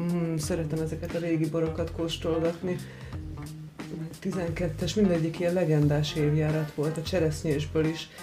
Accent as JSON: {"language": "Hungarian", "town": "Zalaegerszeg", "region": "Zala", "country": "Hungary", "tie": "born or raised there", "also_born_or_lived": "Villány region (Kisharsány, Nagytótfalu)", "moved": "yes", "said": "Én, én Zalaegerszegi vagyok, és bár volt szőlőnk"}